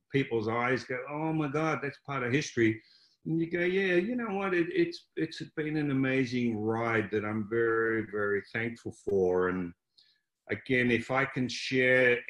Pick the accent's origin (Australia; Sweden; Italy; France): Australia; Melbourne, Victoria; I grew up in Croydon, which is a suburb of Melbourne, Australia